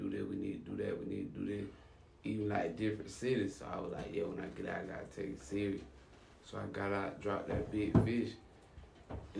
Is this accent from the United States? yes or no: yes; Quincy, Florida, United States; moved away as an adult; also born or lived in Tallahassee, Florida; now in Miami, United States; I was from Quincy, Tallahassee, like 20 miles away